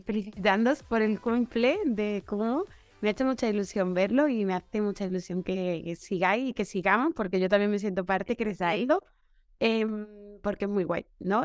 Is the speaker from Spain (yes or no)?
yes; Seville, Andalusia, Spain; trabajo aquí en Sevilla, que es mi tierra, donde he vivido desde pequeña